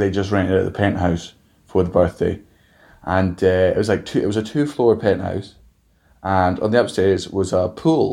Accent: Scotland, United Kingdom; moved away; coming from growing up in Scotland

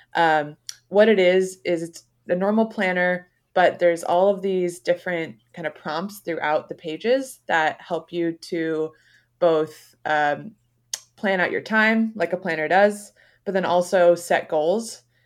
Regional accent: Beaverton, Oregon, United States; I grew up in Beaverton

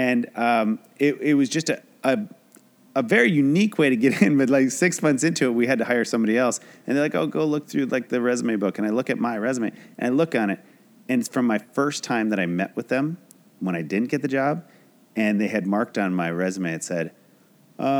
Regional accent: Traverse City, Michigan, United States; moved away as an adult; now in Los Angeles, United States; I moved out here with a buddy who graduated from Michigan State that I grew up with in Traverse City

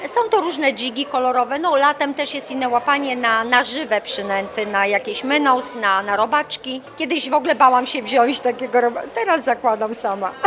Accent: Warmian-Masurian Voivodeship, Poland; moved away; pochodzę z Warmii

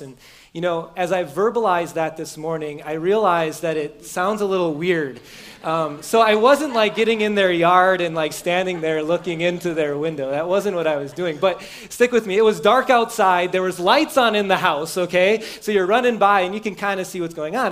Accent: Beaver Dam, Wisconsin, United States; moved away; the house I grew up in in Beaver Dam where my parent, Wisconsin, where my parents don't live anymore

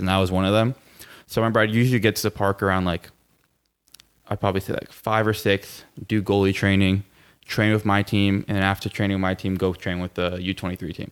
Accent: Plantation, Florida, United States; also born or lived in Miami, Florida; I was born and raised in Plantation, Florida

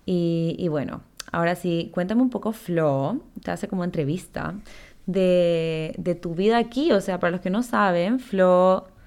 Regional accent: Chile; now in Ecuador; nosotros, para los que no saben, somos chilenas, pero vivimos en Ecuador hace muchos años, casi como 15 años

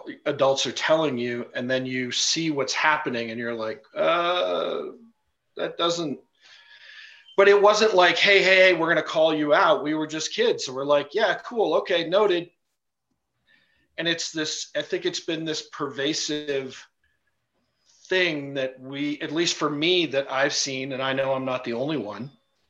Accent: India; one of my closest friends that we, you know, we grew up in India together.

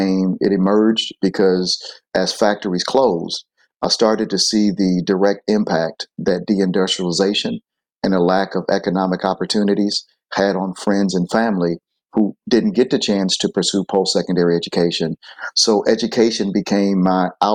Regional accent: Flint, Michigan, United States; I grew up in Flint, Michigan.

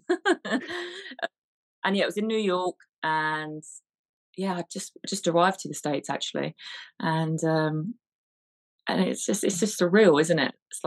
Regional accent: United Kingdom; I'm a British filmmaker, actress, producer, writer

